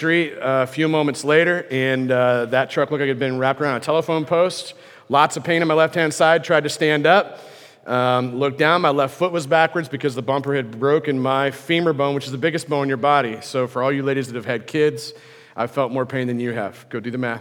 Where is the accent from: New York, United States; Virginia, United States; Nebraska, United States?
Nebraska, United States; near Lincoln; I grew up near Lincoln, Nebraska, little farmhouse on a hill